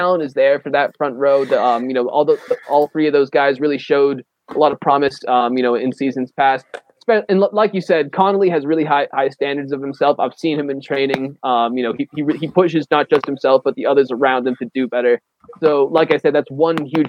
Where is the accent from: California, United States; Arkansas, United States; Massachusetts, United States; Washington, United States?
Massachusetts, United States; Boston; from my hometown